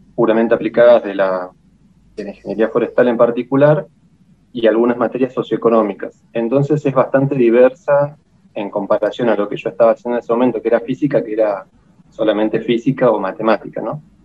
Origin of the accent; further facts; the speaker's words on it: El Bolsón, Río Negro, Argentina; also born or lived in La Plata; yo soy nacido en el Bolsón, en la provincia de Río Negro. Eh, viví acá toda mi vida hasta que a los 17, 18 me fui para La Plata a estudiar.